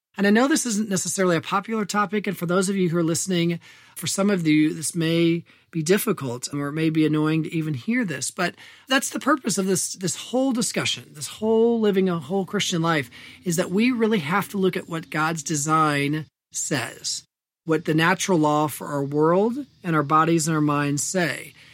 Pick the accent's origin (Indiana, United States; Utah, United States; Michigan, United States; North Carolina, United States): Indiana, United States; my home state of Indiana